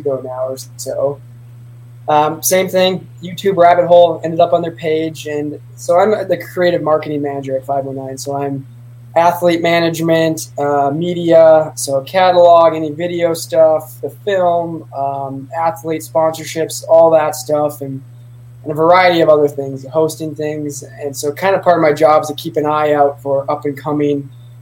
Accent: Minnesota, United States; moved away; I was originally from Minnesota

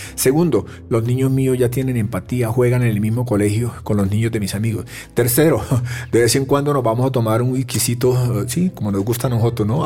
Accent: Tolima, Colombia; yo soy tolimense

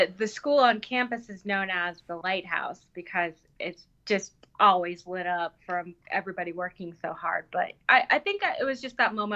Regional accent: Wichita, Kansas, United States; moved away as an adult; also born or lived in Hong Kong; now in Denver, United States; I grew up in Wichita, Kansas.

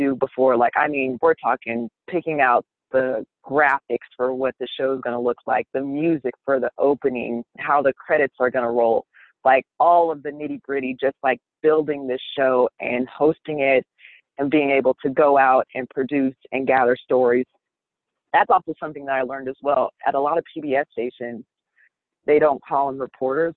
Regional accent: Mesa, Arizona, United States; moved away as an adult; also born or lived in Reno, Nevada / Midland-Odessa, Texas / Decatur, Illinois / Columbus, Ohio; now in Salt Lake City, United States; I'm originally from Arizona, so grew up in Mesa, Arizona.

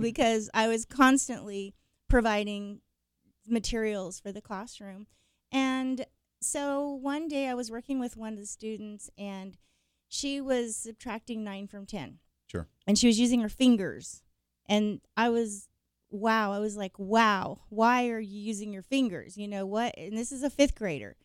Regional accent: Emporia, Kansas, United States; now in Wichita, United States; I was born and raised in Kansas, Emporia actually

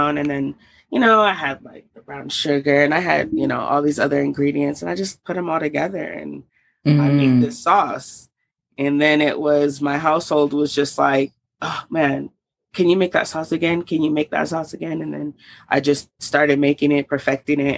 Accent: Salt Lake City, Utah, United States; also born or lived in Oakland, California / Georgia; now in Denver, United States; I was born in Oakland, California, raised in Salt Lake City, Utah, and then moved to Georgia. And then now I'm here back in Denver. But I grew up mostly in Utah

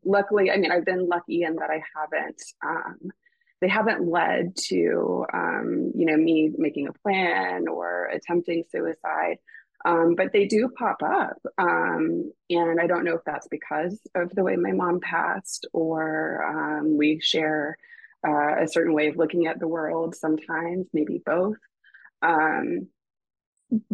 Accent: Raleigh, North Carolina, United States; We were living in Raleigh. I grew up in Raleigh

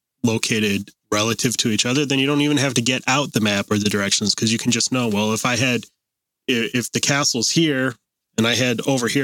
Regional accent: Ohio, United States; moved away; if I go home to, or not home, if I go visit in Ohio where I grew up

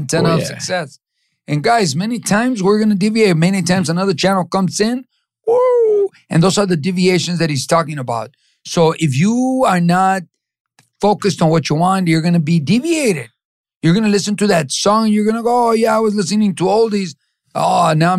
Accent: Los Angeles, California, United States; also born or lived in Mexico; I grew up in East

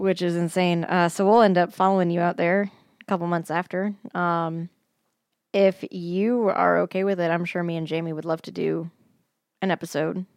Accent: Denver, Colorado, United States; moved away; my hometown

